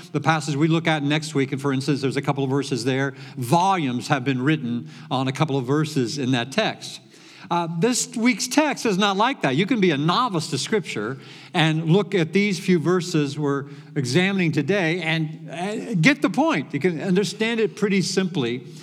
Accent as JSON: {"language": "English", "country": "Venezuela", "second_language": "English", "moved": "as an adult", "lives_now": "Plainfield, United States", "said": "from Venezuela."}